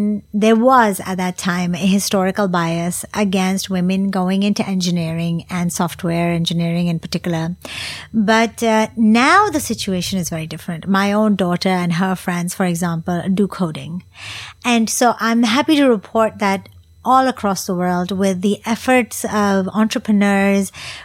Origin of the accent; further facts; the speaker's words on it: Singapore; So even though my charity is based in Singapore and it is primarily for Singaporeans in my home country